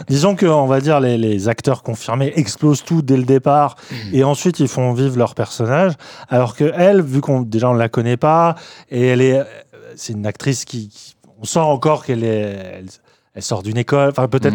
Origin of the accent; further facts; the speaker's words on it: France; nous, en tant que Français